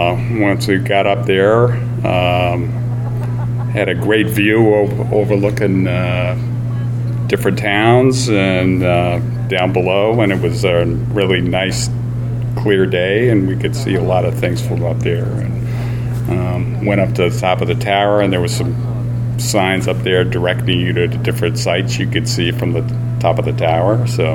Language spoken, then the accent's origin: English; Boylston, Massachusetts, United States; part of a team of Moose Russ and …. Moose Russ being my wife. We're from Boylston, Massachusetts.